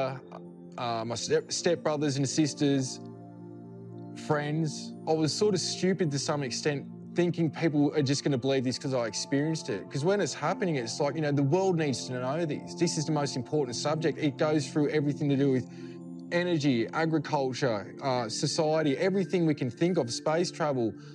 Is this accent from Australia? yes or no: yes; Australia; I'm from Australia